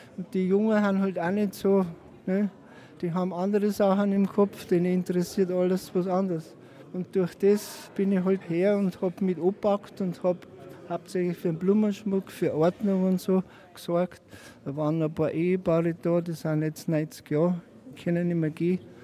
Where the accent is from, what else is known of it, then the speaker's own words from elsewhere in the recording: Untergrafenried, Bavaria, Germany; Ich bin in Untergrafenried geboren um 1946 und habe die Nachkriegszeit da an der Grenze alles als Kind und Jugendlicher